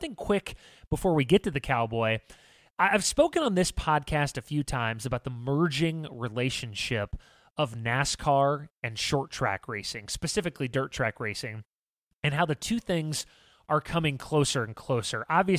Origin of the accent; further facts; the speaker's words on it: Illinois, United States; my home state of Illinois